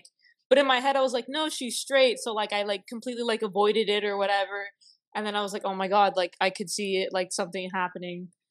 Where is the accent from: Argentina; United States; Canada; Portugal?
United States; South Florida; moved away; I'm from South Florida